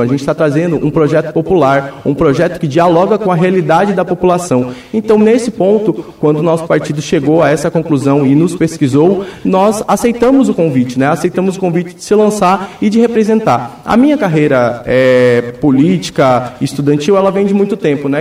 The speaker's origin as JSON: {"language": "Portuguese", "area": "Vila A, Jardim Ipê", "region": "Paraná", "country": "Brazil", "said": "Eu venho da Vila A, né, especificadamente do Jardim IP também"}